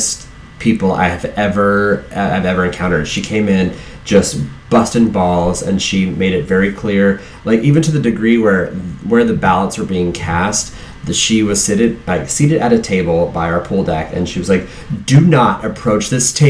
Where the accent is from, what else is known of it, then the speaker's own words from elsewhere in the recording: Southwest Virginia, United States; now in Miami Beach, United States; a kid growing up in Southwest Virginia